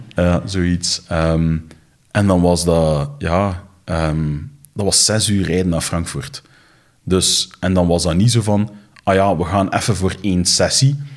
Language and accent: Dutch; Flanders, Belgium; ze verwijzen naar ons als Belgen, maar eigenlijk bedoelen ze dan de Vlamingen